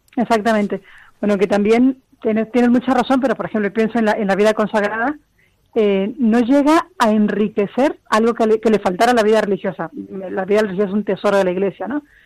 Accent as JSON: {"language": "Spanish", "country": "Mexico", "also_born_or_lived": "Cozumel, Mexico", "moved": "as an adult", "lives_now": "Spain", "said": "soy mexicana y llevo en España cinco años"}